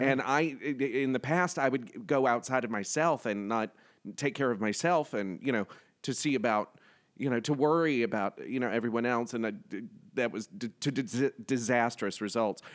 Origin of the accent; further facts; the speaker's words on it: the South, United States; I grew up in the South